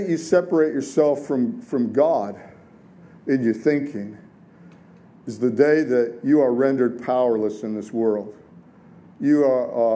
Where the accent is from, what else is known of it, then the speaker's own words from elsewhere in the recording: Detroit, Michigan, United States; I grew up in the 60s and the 70s in Detroit